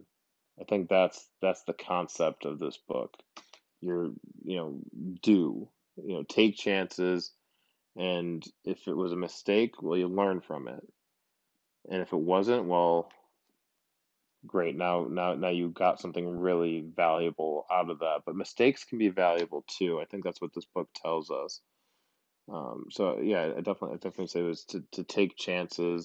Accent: Buffalo, New York, United States; moved away as an adult; now in San Diego, United States; I grew up in Buffalo and moved out to San Diego when I was 23. I've been out here for, nine years at this point

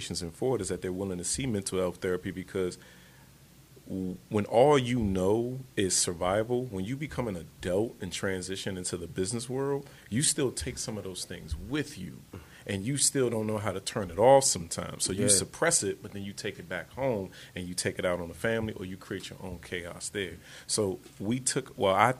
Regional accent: Washington, District of Columbia, United States; moved away as an adult; also born or lived in North Carolina; Me and … literally grew up in Section A housing in Southeast off of Ridge Road, 18 Anacostia Road and 318 Ridge Road

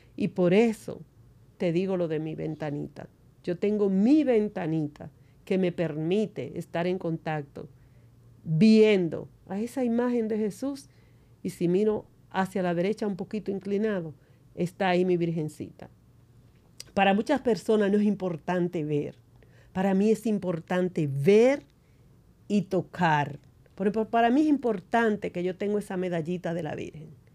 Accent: San Juan de la Maguana, San Juan, Dominican Republic; soy de San Juan de la Maguana, una provincia del sur. Vivía en una casa de madera

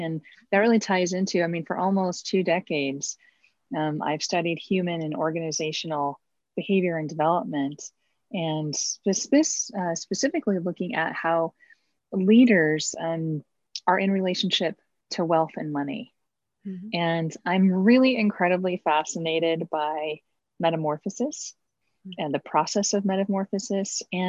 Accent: Los Angeles, California, United States; also born or lived in Oklahoma City / Arkansas / Pennsylvania / New York; I was born in California, the Los Angeles area. Mm-hmm. And we moved to Oklahoma City. When I was about three, and back to California.

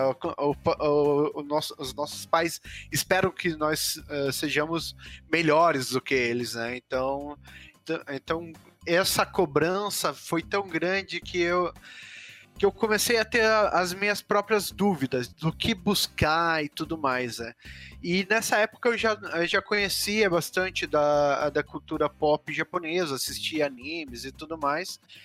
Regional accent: Curitiba, Paraná, Brazil; also born or lived in Londrina; sou de Londrina, vim para Curitiba com três anos

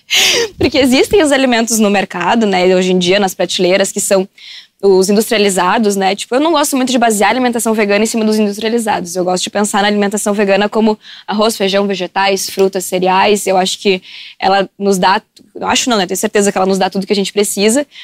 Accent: Porto Alegre, Rio Grande do Sul, Brazil; also born or lived in Camaquã; Eu vim pra Porto Alegre no dia que eu nasci

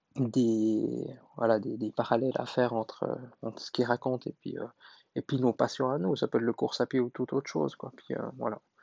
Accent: Switzerland; je suis suisse

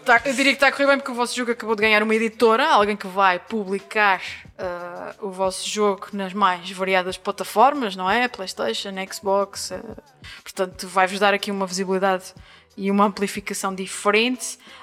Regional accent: Angra do Heroísmo, Azores, Portugal; moved away as an adult; na linda e histórica cidade de Angra do Heroísmo, que é também a minha terra, a terra onde nasci e vivi até aos meus 18 anos

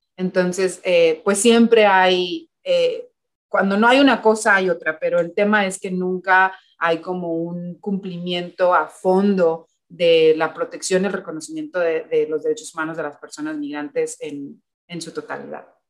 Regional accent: Mexico; now in United States; como personas mexicanas

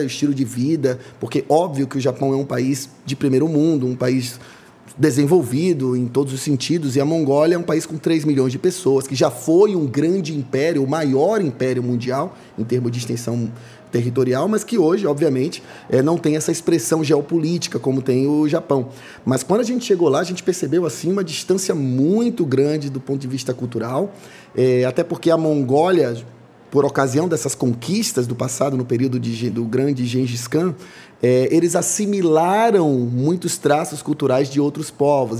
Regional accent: Salvador, Bahia, Brazil; eu sou nascido e criado em Salvador

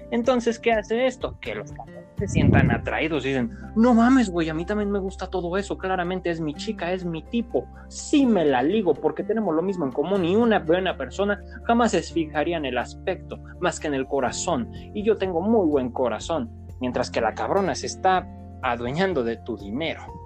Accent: Mexico; como buen mexicano que soy

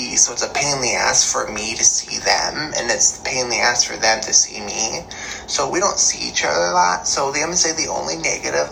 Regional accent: St. Cloud, Minnesota, United States; also born or lived in Maple Grove, Minnesota; I grew up in St. Cloud, so I grew up in the very top of West Minnesota

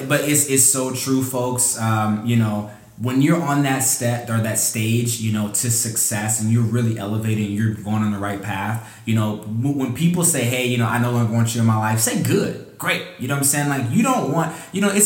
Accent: Decatur, Georgia, United States; I grew up in Decatur, Georgia

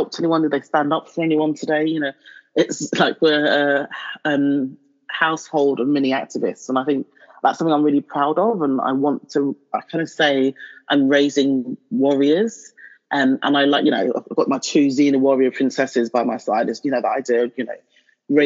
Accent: London, United Kingdom; moved away as an adult; also born or lived in Nigeria; now in Hertfordshire, United Kingdom; I still see myself as a Londoner. It's ingrained in my DNA now. It's my formative years. That's where I was.

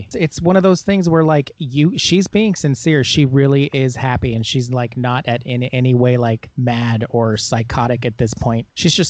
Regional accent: Monroe, United States; we grew up in Monroe and the side roads never got plowed.

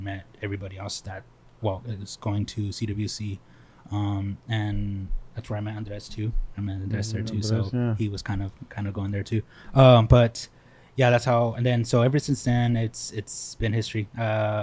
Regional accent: Selma, California, United States; also born or lived in Sanger, California / Mexico; Born and raised in Selma. Well, you could kind of say I was kind of raised in Sanger

